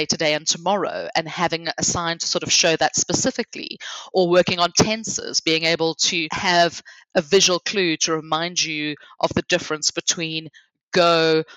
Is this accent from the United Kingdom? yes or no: no; South Africa; I'm from South Africa